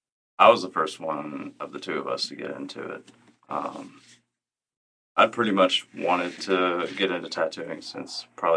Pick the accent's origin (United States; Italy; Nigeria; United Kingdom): United States; Mobile, Alabama; Mobile, Alabama.